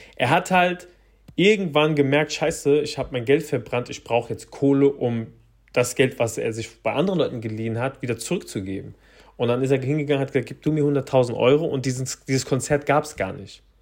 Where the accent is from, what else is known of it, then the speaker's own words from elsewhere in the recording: Frankfurt, Hesse, Germany; bei uns in Frankfurt